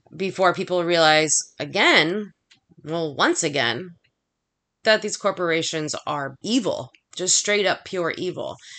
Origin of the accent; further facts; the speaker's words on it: United States; I'm American